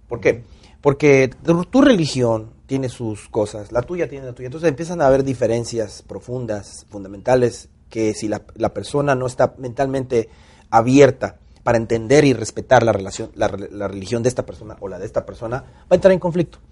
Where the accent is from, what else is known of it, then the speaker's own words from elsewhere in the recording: Minatitlán, Veracruz, Mexico; moved away as an adult; now in Atlanta, United States; yo nazco en Veracruz. Eh, nací en Veracruz.